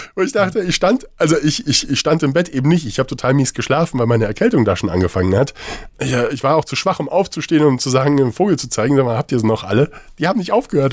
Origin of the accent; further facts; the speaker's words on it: Saarland, Germany; moved away; also born or lived in Marburg; ich komme ja gebürtig aus dem Saarland